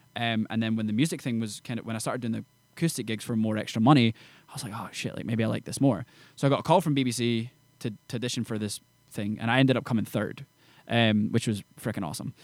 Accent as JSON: {"language": "English", "town": "Edinburgh", "region": "Scotland", "country": "United Kingdom", "moved": "as an adult", "lives_now": "Nashville, United States", "said": "from, uh, Edinburgh, Scotland, and I'm a country artist based in Nashville, Tennessee."}